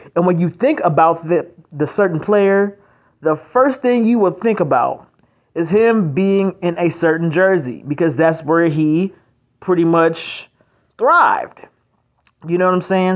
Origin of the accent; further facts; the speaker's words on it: North Carolina, United States; I'm from North Carolina